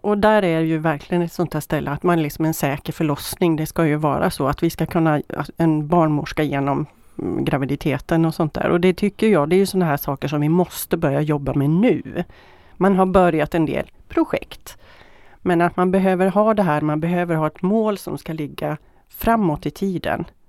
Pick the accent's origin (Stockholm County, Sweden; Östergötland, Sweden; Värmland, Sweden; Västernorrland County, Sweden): Västernorrland County, Sweden; Sollefteå; now in Västra Götaland, Sweden; Jag kommer från Sollefteå från början.